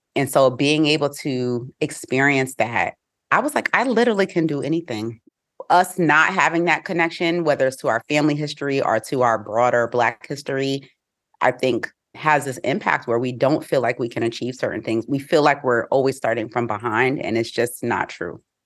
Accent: Albany, New York, United States; moved away as an adult; also born or lived in Atlanta, Georgia; now in Boston, United States; I grew up in a city that, though it wasn't majority Black

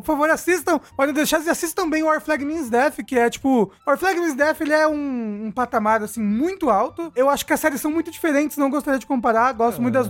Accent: Brazil; a gente é brasileiro

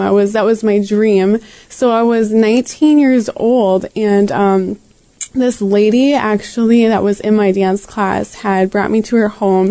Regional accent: Green Bay, Wisconsin, United States; I grew up here in Green Bay

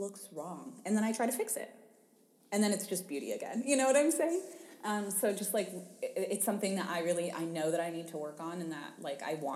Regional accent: New York, United States; I'm a New Yorker through and through

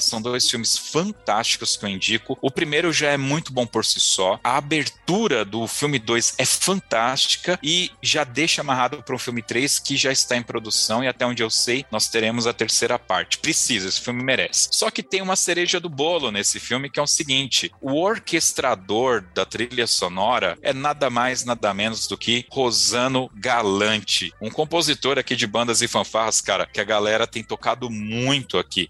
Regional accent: São Paulo, Brazil; eu sou de São Paulo

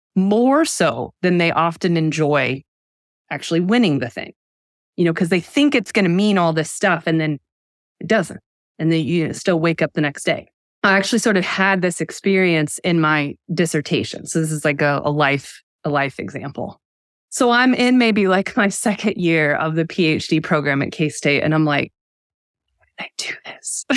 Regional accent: United States; I'm an American.

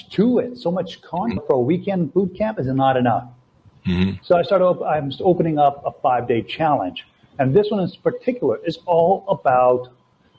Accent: Toronto, Ontario, Canada; moved away as an adult; also born or lived in Latvia; now in Brazil; I'm from Toronto. Right now I'm in Brazil

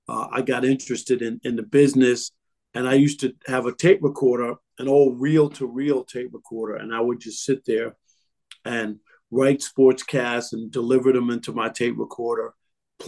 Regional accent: New York, United States; growing up in New York

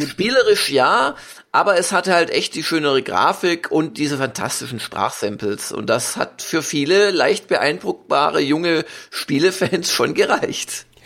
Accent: Swabia, Germany; als Schwabe

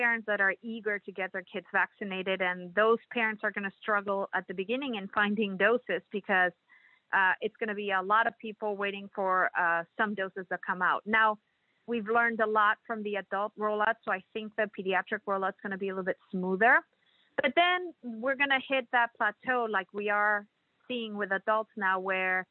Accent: Mexico; moved away as an adult; now in Kansas City, United States; I'm originally from Mexico

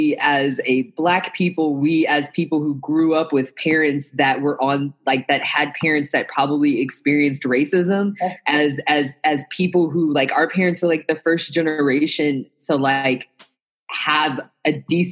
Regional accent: Midwest, United States; Like, I was the only daughter, only Black daughter of two military parents, and I grew up in the Midwest. Like, I talk like this because I grew up all over the place.

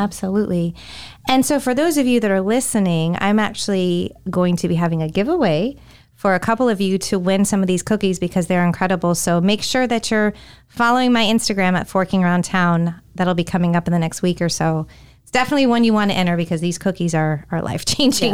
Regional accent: California, United States; moved away as an adult; also born or lived in Florida; now in Tampa Bay, United States; growing up in California, Delta was one of the airlines I always flew

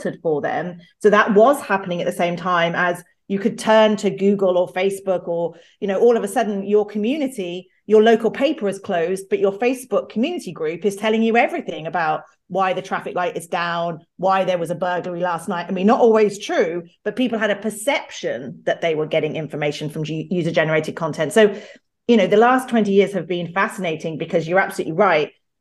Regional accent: United Kingdom; I'm British and live in London

